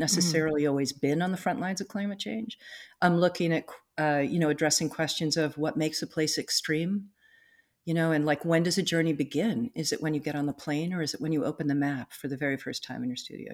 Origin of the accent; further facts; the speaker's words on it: East Coast, United States; now in North Cascades, United States; I grew up on the East Coast, um, on, you know, the Eastern Seaboard on the Atlantic Ocean